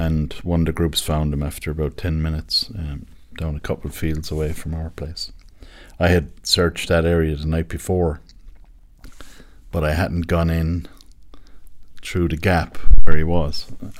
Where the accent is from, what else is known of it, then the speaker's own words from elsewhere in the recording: Thurles, Tipperary, Ireland; I come from Thurles in County Tipperary.